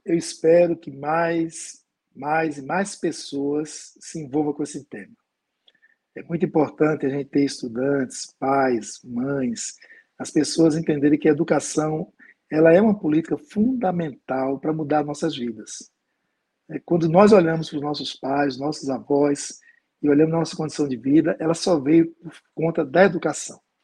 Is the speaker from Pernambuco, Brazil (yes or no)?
yes; Pernambuco, Brazil; Eu sou de Pernambuco